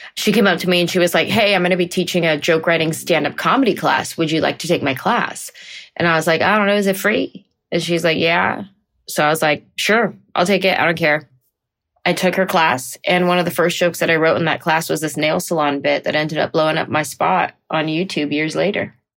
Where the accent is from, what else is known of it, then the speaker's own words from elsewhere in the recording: San Jose, California, United States; I grew up in San Jose, California